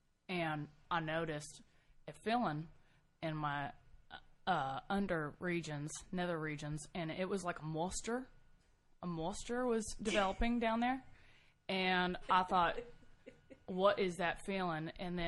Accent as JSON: {"language": "English", "region": "Texas", "country": "United States", "said": "actually, I'm originally from Texas as well."}